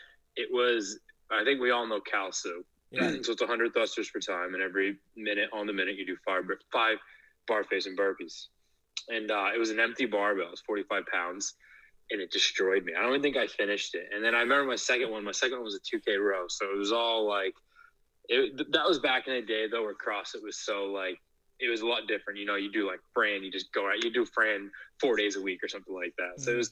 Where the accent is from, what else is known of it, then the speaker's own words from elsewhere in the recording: Maine, United States; also born or lived in New York City; I actually went to school in Portland, Maine. I'm born and raised in Maine.